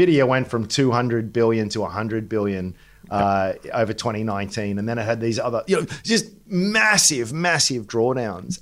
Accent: Australia; even as an Australian

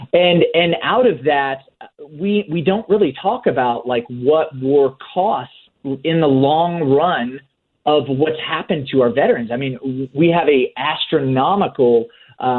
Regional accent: Oklahoma, United States; I grew up in Oklahoma in like the buckle of the Bible Belt

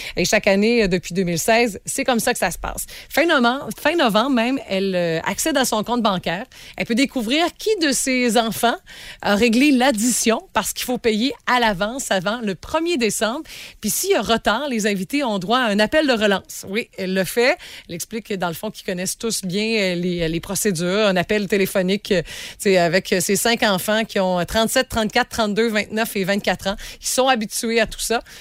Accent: Rimouski, Quebec, Canada; Chez nous, à Rimouski

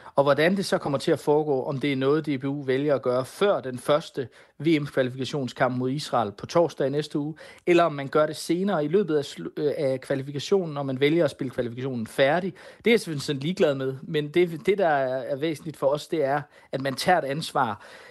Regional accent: Denmark; Men nu er vi danskere

